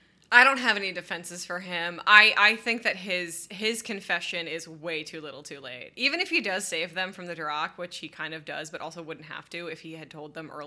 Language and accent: English; Detroit, Michigan, United States; I grew up in Detroit.